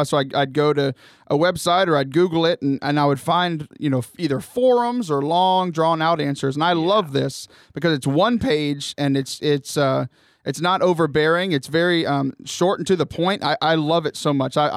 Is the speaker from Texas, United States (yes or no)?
yes; Corpus Christi, Texas, United States; now in San Diego, United States; I was born in Corpus Christi.